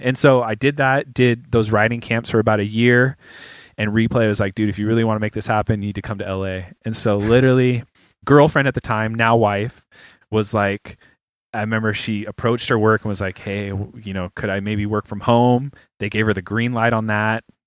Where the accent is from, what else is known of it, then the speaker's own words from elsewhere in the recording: San Jose, California, United States; moved away as an adult; now in Los Angeles, United States; I'm from the Bay